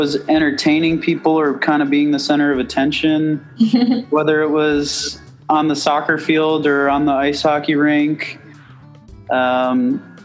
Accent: outside of New York City, United States; Growing up outside of New York City

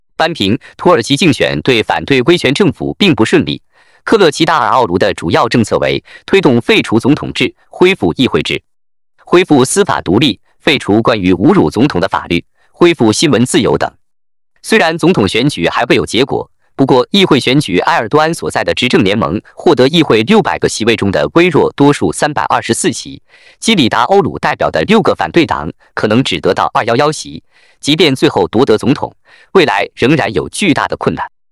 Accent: China; 作为一个中国人

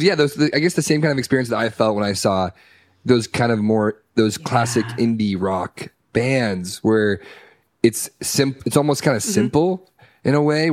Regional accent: Orange County, California, United States; growing up in Orange County

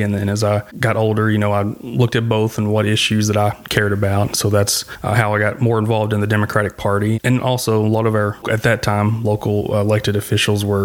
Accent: Tennessee, United States; I grew up in Tennessee, was born here in Tennessee.

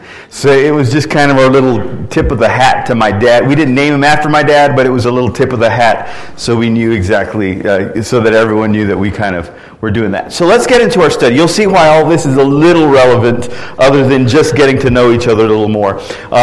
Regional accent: Orlando, Florida, United States; born there; And so I was born in Orlando, Florida.

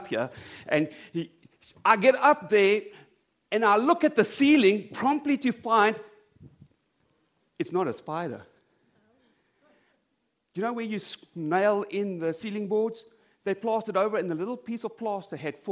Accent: South Africa; moved away; I come from South Africa

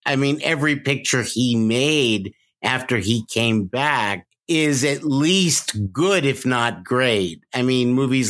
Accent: New York, United States; I grew up in New York

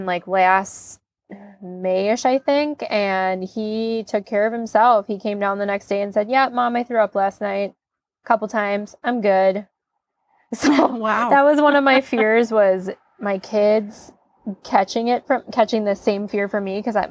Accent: Plover, Wisconsin, United States; I'm from Wisconsin, Plover, the northern part of Wisconsin, or the central Wisconsin

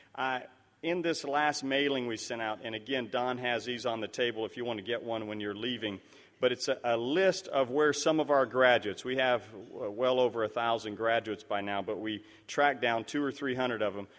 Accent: Liberia; moved away; it's down in West Africa, where I grew up in Liberia

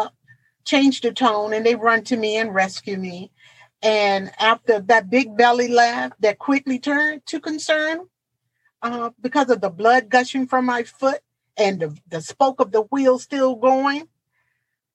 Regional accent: Portsmouth, Virginia, United States; my hometown, the city of Portsmouth, Virginia

